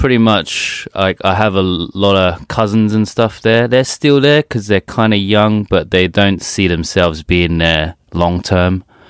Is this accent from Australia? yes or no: no; England, United Kingdom; now in Sapporo, Japan; I'm English, but my family are from Hong Kong.